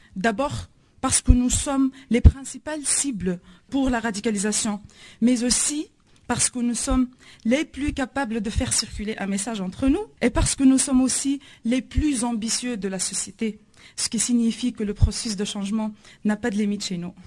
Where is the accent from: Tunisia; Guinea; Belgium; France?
Tunisia; je viens de la Tunisie.